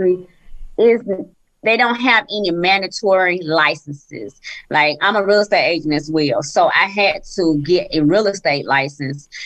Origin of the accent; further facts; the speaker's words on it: Columbus, Georgia, United States; also born or lived in Atlanta, Georgia; our hometown. So I'm from Columbus, Georgia